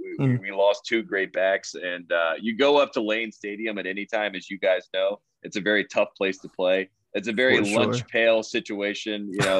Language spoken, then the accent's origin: English; Henderson, North Carolina, United States; I'm from Henderson, North Carolina. I'm 15 miles from the Virginia border.